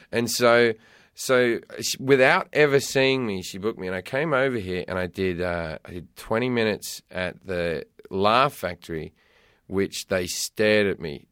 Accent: Australia; also born or lived in London; now in California, United States; growing up in Australia and then living in London

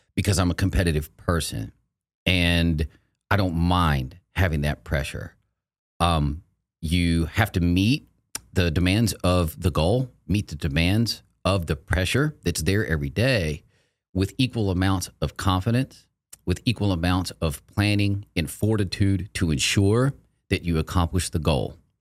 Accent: Texas, United States; I grew up in Texas. I've lived here since nineteen seventy-seven

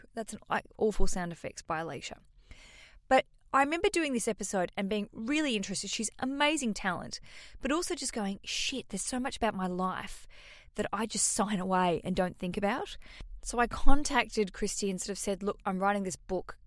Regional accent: Hobart, Tasmania, Australia; I'm a comedian from Hobart, Tasmania, Australia

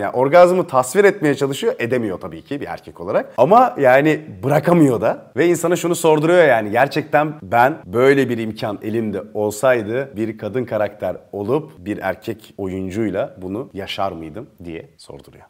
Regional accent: Turkey; biz Türkiye'den

